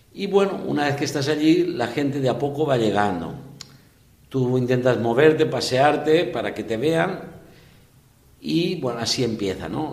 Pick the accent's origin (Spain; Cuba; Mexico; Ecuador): Spain; Gata de Gorgos, Valencian Community; moved away as an adult; also born or lived in Barxeta / Ondara; now in Peru; soy de Gata de Gorgos, que es provincia de Alicante, pero diócesis de Valencia.